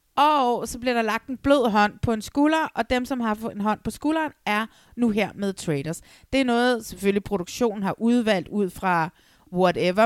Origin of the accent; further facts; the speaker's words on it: Næstved, Zealand, Denmark; moved away; det er nede i Næstved, hvor jeg kommer fra